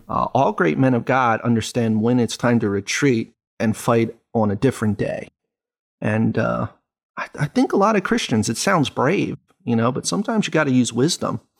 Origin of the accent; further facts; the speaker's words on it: United States; as an American